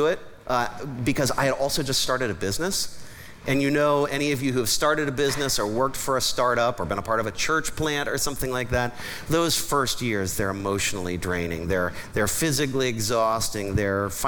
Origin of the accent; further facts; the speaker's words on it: Columbus, Ohio, United States; I grew up in Columbus, Ohio